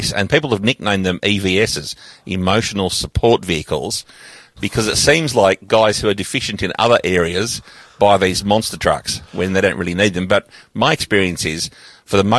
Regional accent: Sydney, New South Wales, Australia; also born or lived in Los Angeles; I was born here in Sydney

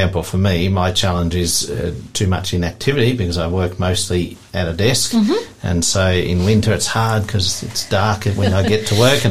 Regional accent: Tasmania, Australia; I grew up mostly in Tassie

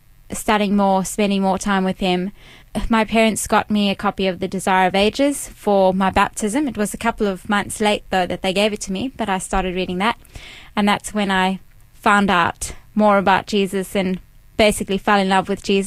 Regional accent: Cape Town, Western Cape, South Africa; moved away as an adult; also born or lived in Durban, South Africa; now in Melbourne, Australia; I was born in South Africa. I grew up in Cape Town. When I was 12, I moved to Durban.

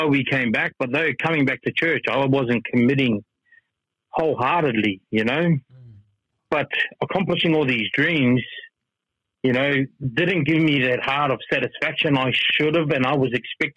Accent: Melbourne, Victoria, Australia; moved away as an adult; we're from Melbourne

